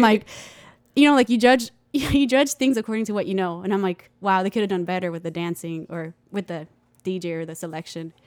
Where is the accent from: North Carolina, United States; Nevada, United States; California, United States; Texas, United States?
Texas, United States; Pecos; also born or lived in El Paso, Texas; we moved to Pecos